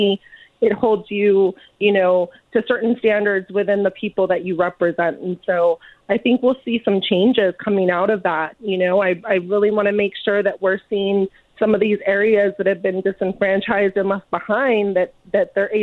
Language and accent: English; Indio, California, United States; I'm from Indio. I went to school here from kindergarten through 12th grade